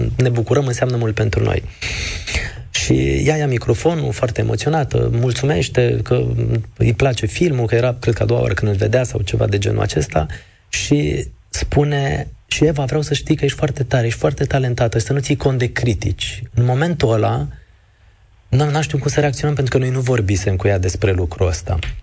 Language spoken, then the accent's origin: Romanian; Târgu Jiu, Gorj, Romania; moved away as an adult; now in Bucharest, Romania; Sunt de la Târgu Jiu